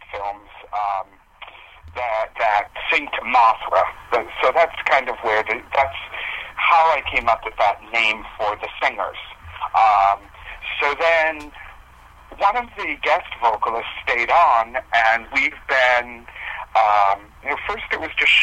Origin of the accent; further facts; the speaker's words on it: Lakeville, Massachusetts, United States; now in Fall River, United States; I'm from Massachusetts. I grew up in a small town called Lakeville, but I'm currently living in Fall River